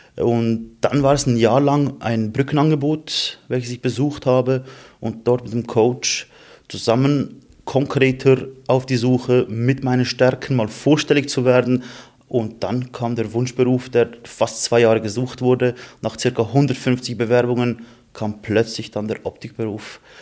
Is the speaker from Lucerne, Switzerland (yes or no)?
yes; Emmenbrücke, Lucerne, Switzerland; bei uns in Emmenbrücke in unserer Gemeinde